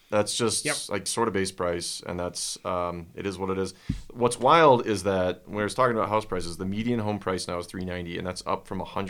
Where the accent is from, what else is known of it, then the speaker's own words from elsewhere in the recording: Midwest, United States; I'm from the Midwest.